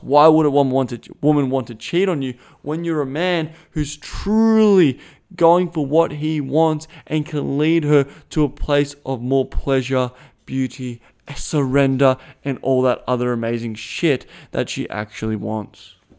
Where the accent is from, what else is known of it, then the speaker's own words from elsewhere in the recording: Australia; accent: Australian; first language English; My first language is Australian.